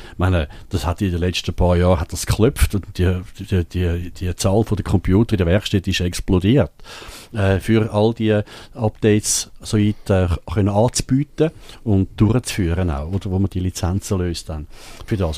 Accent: Switzerland; bei uns in der Schweiz

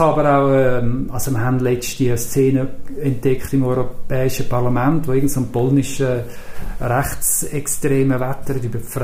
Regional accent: Zürich, Switzerland; Und da habe ich halt als Zürcher gewusst, das interessiert.

